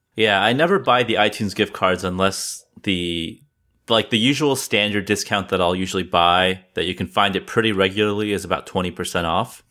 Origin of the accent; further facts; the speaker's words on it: California, United States; now in East Coast, United States; I'm originally from California and then I moved to the East Coast